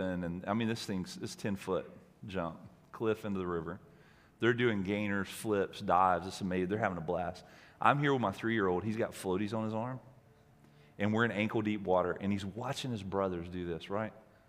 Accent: Alabama, United States; moved away; I grew up in Alabama

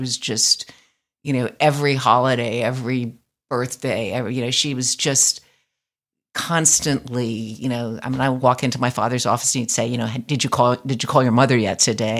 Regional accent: New York, United States; moved away; also born or lived in Berkeley, California; I grew up in Greenwich Village

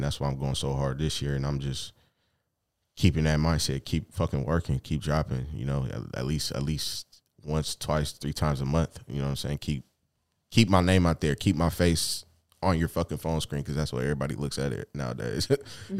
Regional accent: Seattle, Washington, United States; growing up in Seattle

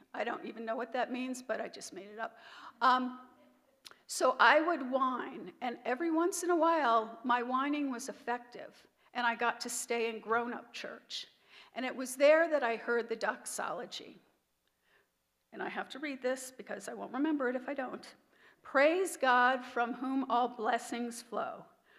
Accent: Mount Kisco, New York, United States; born there; I was born in the Mount Kisco Hospital and baptized in St. Matthew's Church in Bedford, New York.

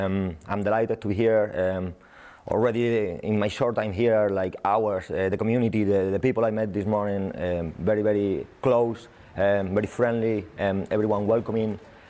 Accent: Spain; accent: Spanish; English is a second language; moved away as an adult; also born or lived in Southampton / Everton; now in Glasgow, United Kingdom; I'm Spanish, as you can see with my accent.

